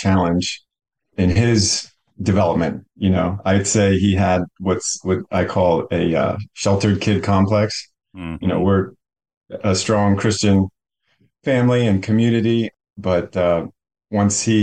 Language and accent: English; Carlisle, Pennsylvania, United States; now in Mechanicsburg, United States; I grew up in Carlisle and I currently live in Mechanicsburg, Pennsylvania